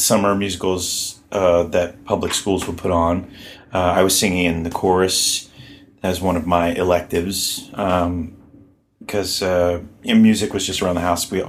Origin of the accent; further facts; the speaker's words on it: Baltimore, Maryland, United States; Baltimore, Maryland. A weird town too, and I'm actually trying to write a script like based on all the weirdness sort of like of my childhood and of growing up there